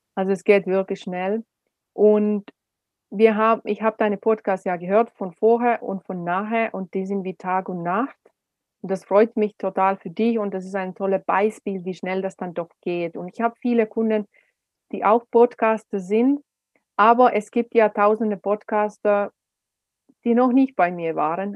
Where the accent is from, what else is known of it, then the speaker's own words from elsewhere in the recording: Finland; German is a second language; also born or lived in Swabia, Germany; now in Germany; Als Finnin in Deutschland